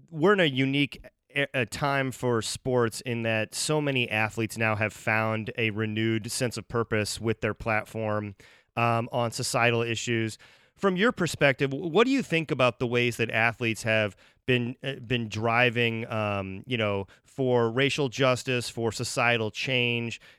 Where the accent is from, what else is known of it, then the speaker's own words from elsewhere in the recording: Cincinnati, Ohio, United States; like I remember growing up in Cincinnati